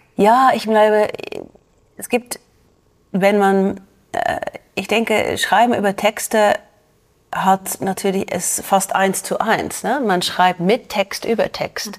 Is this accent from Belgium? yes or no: yes; Belgium; German is a second language; moved away as an adult; now in Zürich, Switzerland; in Belgien ist das ziemlich normal. Ja, wir sind auch ein kleines Land